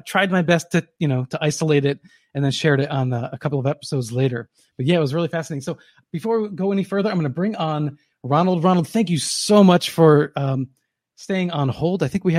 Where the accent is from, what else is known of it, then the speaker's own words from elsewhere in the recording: New Jersey, United States; I grew up in New Jersey, a state this big. So my idea of big and small is little distorted.